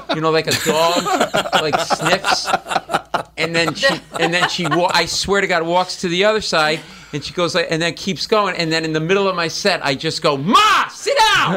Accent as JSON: {"language": "English", "town": "Providence", "region": "Rhode Island", "country": "United States", "tie": "born or raised there", "said": "I grew up in Providence"}